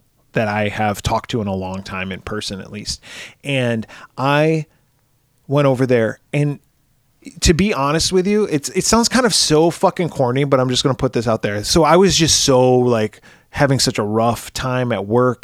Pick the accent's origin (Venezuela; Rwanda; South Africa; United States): United States; Pennsylvania